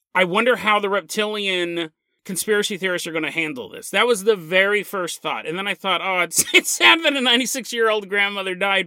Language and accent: English; United States; I'm American